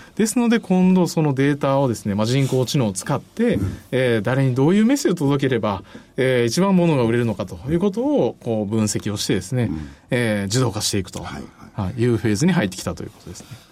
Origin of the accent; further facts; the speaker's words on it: Osaka, Japan; also born or lived in Nara; now in Kyoto, Japan; 奈良生まれ、大阪育ちで、今現在京都在住